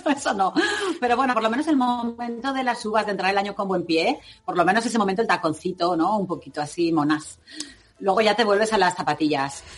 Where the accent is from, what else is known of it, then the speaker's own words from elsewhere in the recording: Levante, Spain; Cristina y yo que somos aquí de Levante